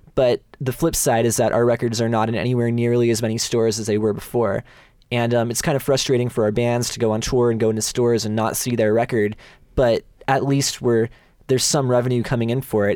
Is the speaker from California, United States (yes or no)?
yes; Bay Area, California, United States; I'm born and raised within a hundred miles of here